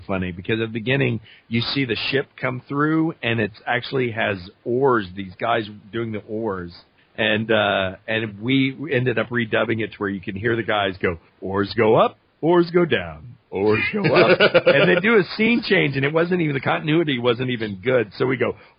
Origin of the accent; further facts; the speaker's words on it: Louisiana, United States; accent: Cajun; I'm from Louisiana, and my Cajun accent comes out only when I'm, like, really angry